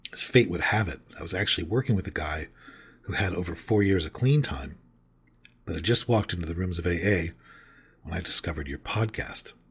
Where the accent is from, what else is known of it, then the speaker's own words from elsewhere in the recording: Mobile, Alabama, United States; now in York, United States; I'm originally from Mobile, Alabama, and did six years of recovery there. Then I found myself in York, Pennsylvania, and I've done five years of recovery there.